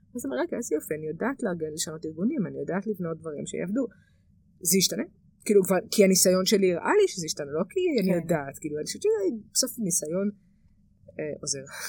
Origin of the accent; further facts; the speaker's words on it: Israel; גדלתי במושב